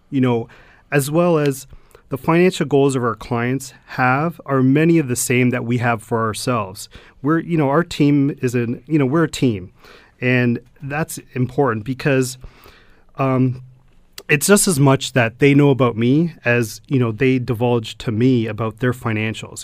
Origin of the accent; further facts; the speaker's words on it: Stoney Creek, Ontario, Canada; I grew up in Stony Creek all my life